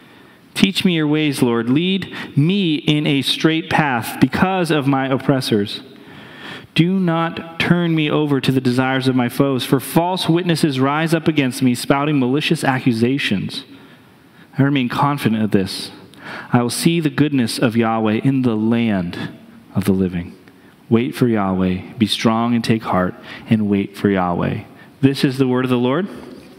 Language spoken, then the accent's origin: English; New Hampshire, United States; moved away; I grew up in New Hampshire, and our mascot of my high school was a wolf